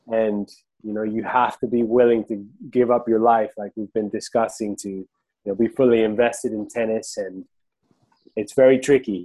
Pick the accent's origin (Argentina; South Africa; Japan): Argentina; now in United States; I'm from Argentina too